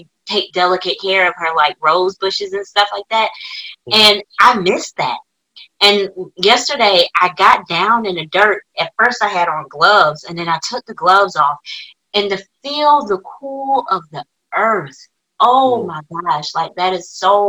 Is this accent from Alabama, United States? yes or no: yes; Birmingham, Alabama, United States; I'm from, you know, Birmingham, Alabama.